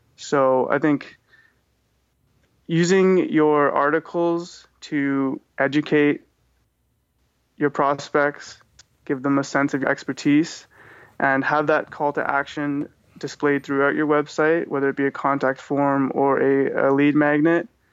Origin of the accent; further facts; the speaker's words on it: Vancouver, British Columbia, Canada; I'm from Vancouver, BC